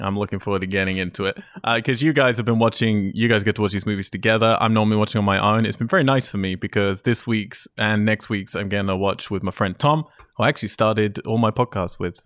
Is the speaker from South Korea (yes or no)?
no; Cambridge, East of England, United Kingdom; my hometown